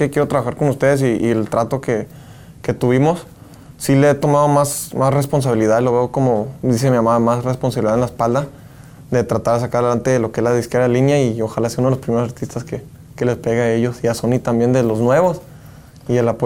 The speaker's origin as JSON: {"language": "Spanish", "town": "Phoenix", "region": "Arizona", "country": "United States", "tie": "born or raised there", "said": "tengo mucho corrido de los grupos de Sinaloa, de Culiacán y todo ese rollo con lo que me crié ahí en Phoenix."}